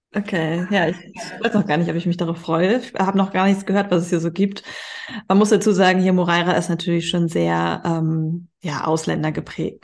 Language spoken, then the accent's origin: German; Hamburg, Germany; moved away as an adult; now in Spain; ich komme ja aus Hamburg, also ich, äh, meine Familie wohnt hier noch in Hamburg